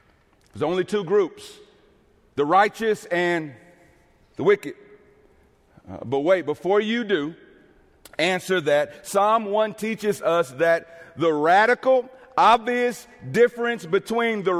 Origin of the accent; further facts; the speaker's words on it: East St. Louis, Illinois, United States; moved away as an adult; also born or lived in Minneapolis, Minnesota; City of Joy Fellowship in my hometown of East St. Louis